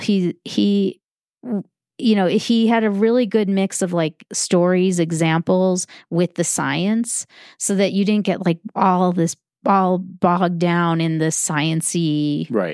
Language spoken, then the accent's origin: English; Chicago, Illinois, United States; I grew up in Chicago